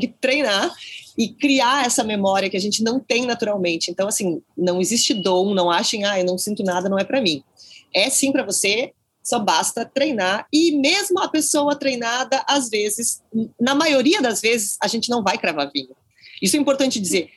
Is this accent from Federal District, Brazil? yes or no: no; Porto Alegre, Rio Grande do Sul, Brazil; eu sou de Porto Alegre